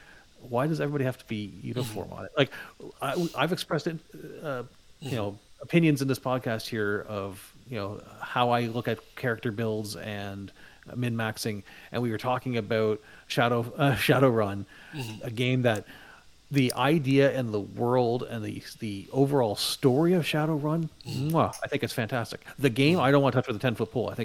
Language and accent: English; Canada; now in Toronto area, Canada; where I grew up in Canada, winters were terrible. Where I live now, near the Toronto area, winters are not bad.